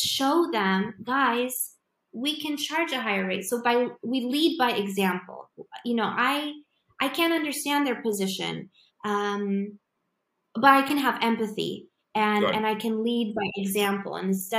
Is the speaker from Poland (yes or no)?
yes; Poland; because I come from Poland and I live in Poland